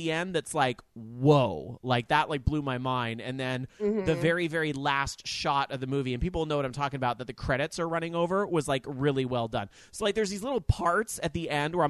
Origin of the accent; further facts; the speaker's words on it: Sacramento, California, United States; my hometown, SAC